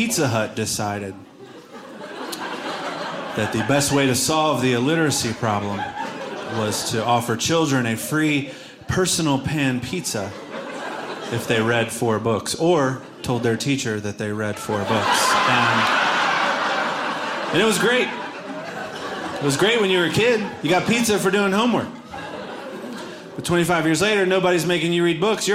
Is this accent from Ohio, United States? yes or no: yes; Cincinnati, Ohio, United States; I'm from Cincinnati, Ohio, which means I go on terrible Midwest family vacations every year